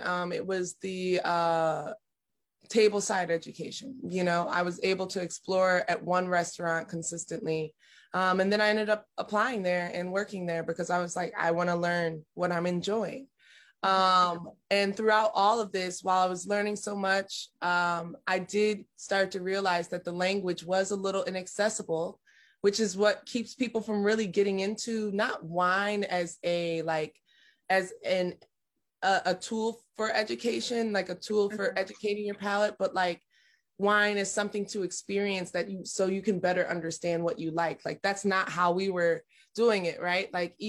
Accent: Buffalo, New York, United States; moved away; Buffalo, New York. I grew up in Buffalo, New York.

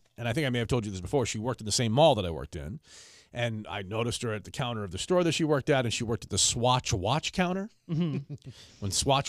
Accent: Philadelphia, Pennsylvania, United States; I'm from Philly. It's like what, everybody in Philly's tough?

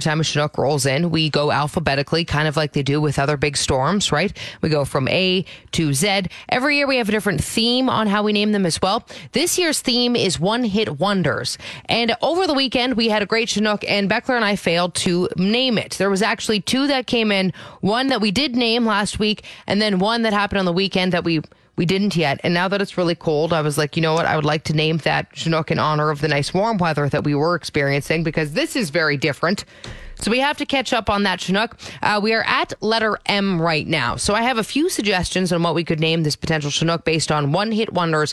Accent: Ontario, Canada; moved away as an adult; now in Alberta, Canada; I grew up in Ontario.

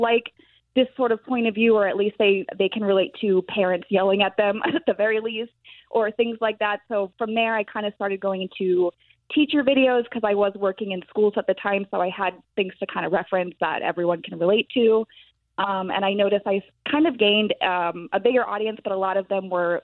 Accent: Tampa, Florida, United States; also born or lived in Massachusetts; I've been in Tampa almost my whole life. I was born in Massachusetts and my family moved here when I was 4

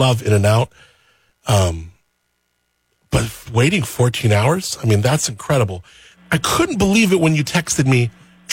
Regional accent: Southern California, United States; I grew up in Southern California

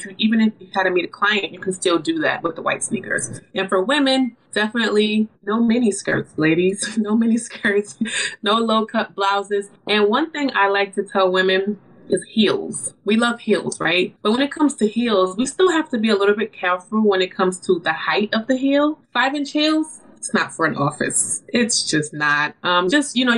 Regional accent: New York City, New York, United States; I'm from New York City

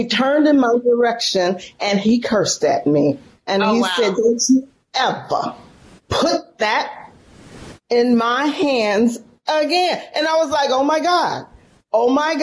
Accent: San Francisco, California, United States; moved away as an adult; now in Mississippi, United States; I'm from San Francisco, born and raised in San Francisco, California.

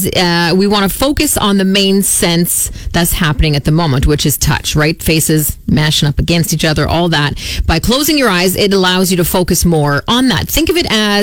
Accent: Lawson Heights, Saskatchewan, Canada; I grew up in Lawson, Lawson Civic Center

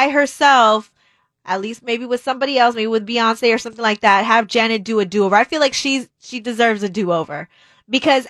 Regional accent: Texas, United States; I'm from Texas.

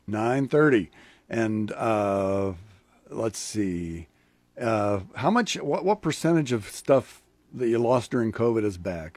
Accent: Lincoln, Nebraska, United States; I grew up in Lincoln as a kid

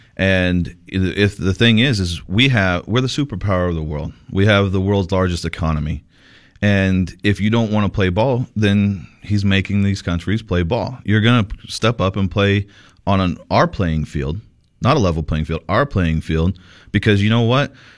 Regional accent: Sierra Vista, Arizona, United States; Sierra Vista, my hometown, Sierra Vista

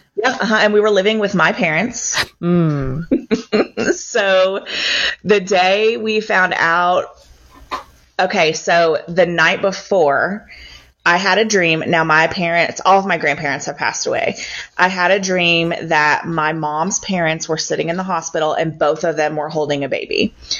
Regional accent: Louisville, Kentucky, United States; also born or lived in Bowling Green, Kentucky; now in Shelbyville, United States; I'm from Louisville. I grew up um, around St. Matthews

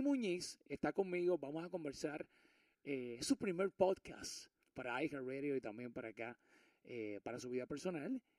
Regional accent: Puerto Rico; moved away; hoy los micrófonos están en Puerto Rico, me encuentro en mi tierra, en mi querida isla del encanto

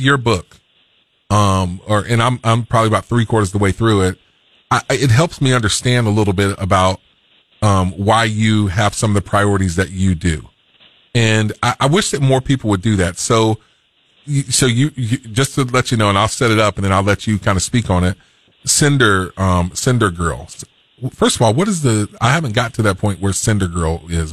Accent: Fort Pierce, Florida, United States; I'm from the South. I was born in Fort Pierce, Florida

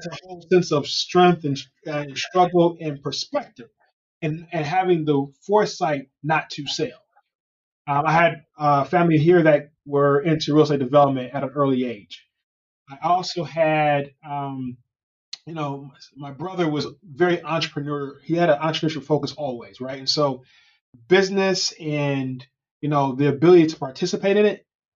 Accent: Detroit, Michigan, United States; growing up in Detroit, Michigan, which is, you know, a unique place given the fact that it is a majority all black city

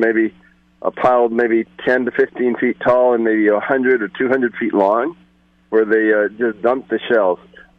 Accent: Goleta, California, United States; now in Nipomo, United States; I grew up down in Goleta, you know, in the 50s and 60s.

